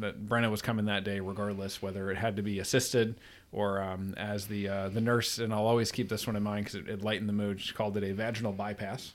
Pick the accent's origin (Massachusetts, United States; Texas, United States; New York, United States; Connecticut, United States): New York, United States; Troy; now in Virginia, United States; I'm from Troy, New York, near Albany